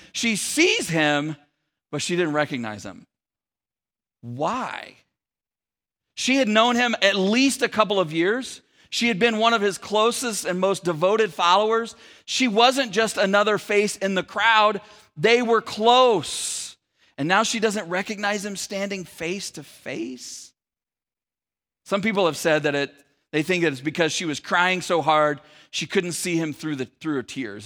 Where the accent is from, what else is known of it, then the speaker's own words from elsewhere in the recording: Sacramento, California, United States; moved away as an adult; also born or lived in San Francisco Bay Area; my wife and I moved from the San Francisco Bay Area to the Sacramento area back, uh, where we were from